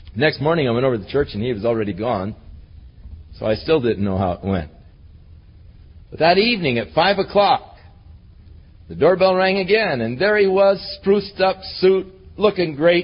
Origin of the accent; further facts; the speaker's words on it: Ventura, California, United States; I was born in the Big Sisters Hospital in Ventura.